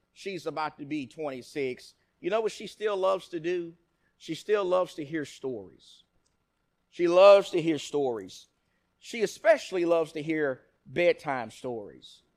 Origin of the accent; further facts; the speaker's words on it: Nacogdoches, Texas, United States; My grandparents from the time I was a little baby raised me in Nacogdoches, Texas.